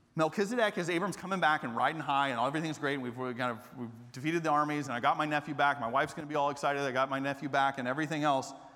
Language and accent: English; Atlanta, Georgia, United States; moved away as an adult; also born or lived in Japan; now in Austin, United States; I grew up in Atlanta not as a Christian.